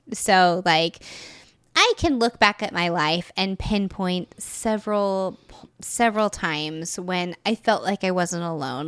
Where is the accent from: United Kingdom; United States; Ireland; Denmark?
United States; Texas; moved away as an adult; also born or lived in Florida; I had lived in Texas essentially my whole life